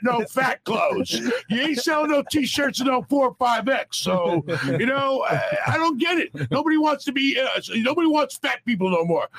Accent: New York City, New York, United States; I grew up in New York, very dysfunctional family

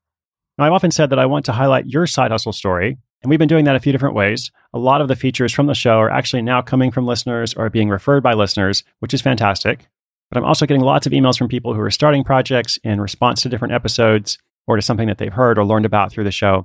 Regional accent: Portland, Oregon, United States; I'm actually in Portland, Oregon, my hometown

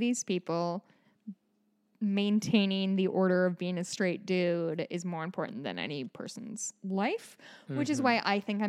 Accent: Chicago, Illinois, United States; So, growing up in Chicago, in the Chicagoland area in the 90s, Dick Butkus was kind of it.

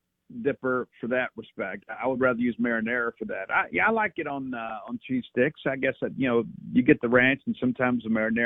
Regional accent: South Mississippi, United States; I'm from South Mississippi.

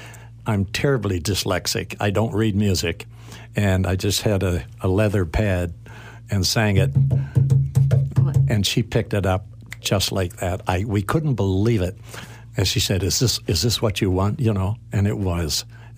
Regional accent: Wolfville, Nova Scotia, Canada; born or raised there; moved away

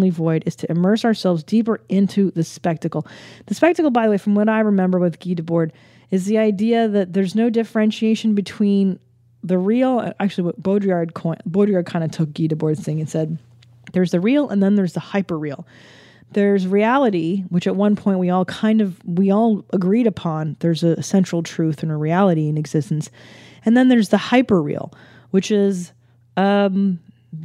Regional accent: California, United States; growing up in California

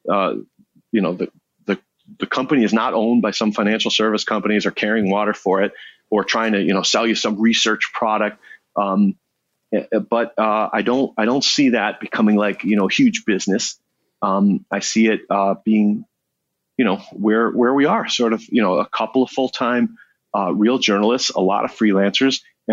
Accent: Chicago, Illinois, United States; I'm born and raised in Chicago

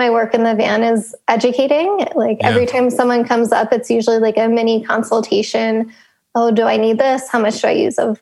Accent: Pennsylvania, United States; I grew up in Pennsylvania

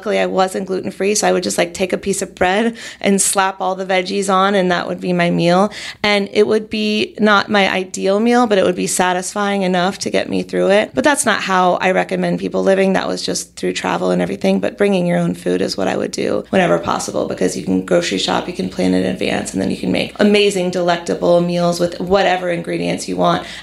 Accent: North Carolina, United States; now in California, United States; So I'm from North Carolina, and when I moved to California

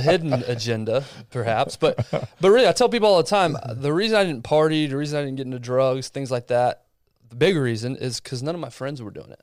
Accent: Abilene, Texas, United States; born or raised there

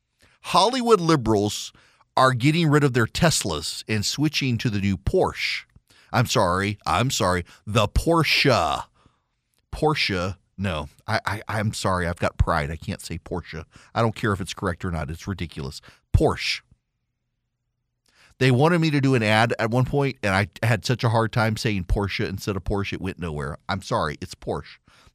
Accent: Dubai, United Arab Emirates; So when I was a kid, I grew up in Dubai

